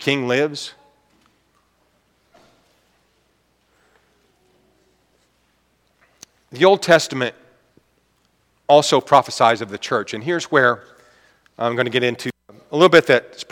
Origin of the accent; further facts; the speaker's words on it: United States; I'm an American.